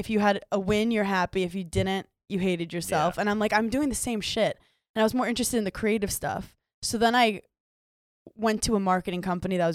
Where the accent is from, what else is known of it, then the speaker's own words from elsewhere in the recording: New York City, New York, United States; growing up in New York City